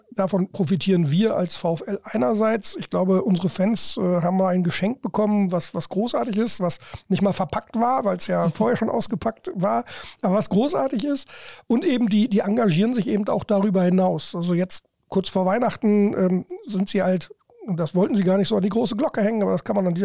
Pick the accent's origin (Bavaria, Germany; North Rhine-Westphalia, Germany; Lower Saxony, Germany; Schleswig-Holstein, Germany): Lower Saxony, Germany; also born or lived in Ruhr area; ich bin im Emsland groß geworden, ich bin assimilierter Ruhrgebietler, das, das auch, ich war in Mainz, ich war in Hamburg.